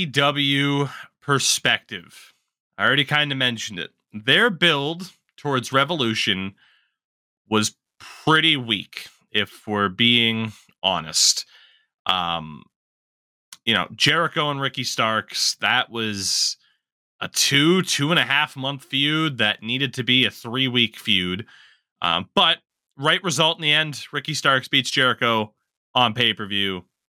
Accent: Canada; As a Canadian, you're not allowed

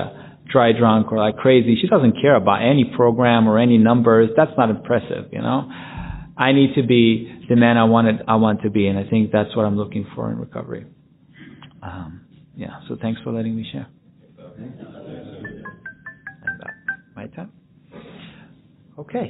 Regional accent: Jerusalem, Jerusalem District, Israel; my hometown in Jerusalem

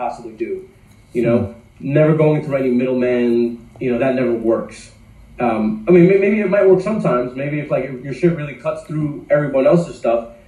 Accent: New York, United States; growing up in New York

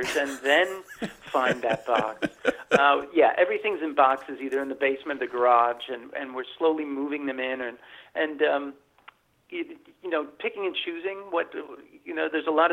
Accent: Rhinebeck, New York, United States; I'm moving back to my hometown of Rhinebeck, New York

